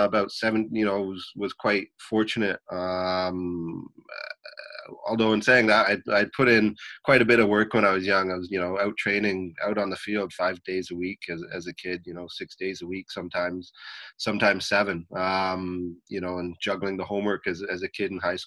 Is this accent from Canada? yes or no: yes; Vancouver, British Columbia, Canada; I grew up here in Vancouver, Canada